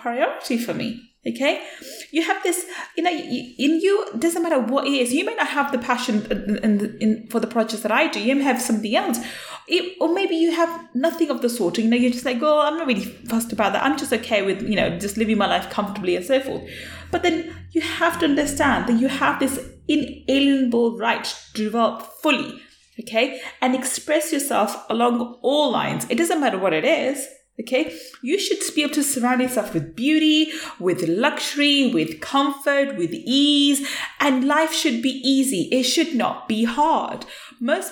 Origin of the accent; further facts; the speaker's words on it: United Kingdom; as a British Asian young woman growing up, In UK, I was born in UK and I was brought up in UK